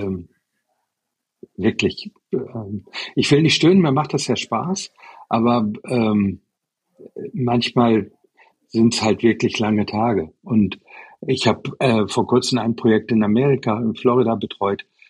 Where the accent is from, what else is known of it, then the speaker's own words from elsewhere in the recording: Germany; now in Taiwan; die deutsche Herkunft